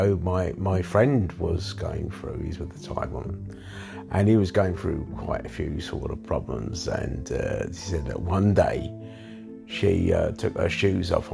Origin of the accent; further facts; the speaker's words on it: London, United Kingdom; I was born in London as well.